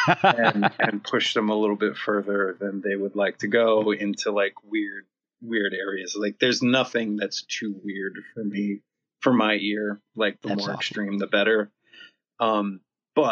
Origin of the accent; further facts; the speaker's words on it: Youngstown, Ohio, United States; I grew up in Youngstown, home of Jim Tressel.